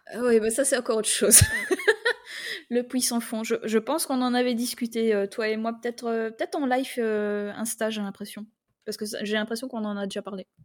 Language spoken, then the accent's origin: French; Belgium; je suis belge